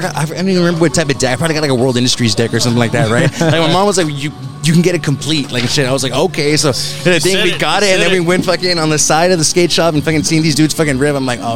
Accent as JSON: {"language": "English", "town": "Elsa", "region": "Texas", "country": "United States", "said": "I'm from Elsa"}